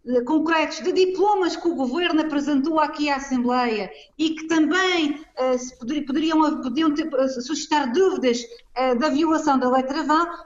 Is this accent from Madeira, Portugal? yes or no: yes; Madeira, Portugal; como madeirense